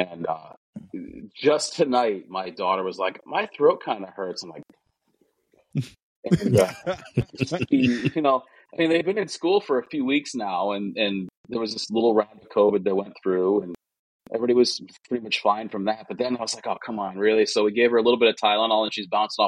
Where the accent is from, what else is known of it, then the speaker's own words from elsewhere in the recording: Connecticut, United States; from Connecticut